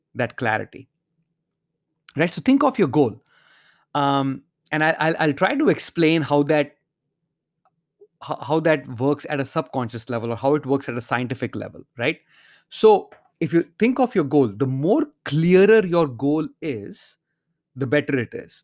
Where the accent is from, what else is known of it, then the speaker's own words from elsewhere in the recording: India; growing up in India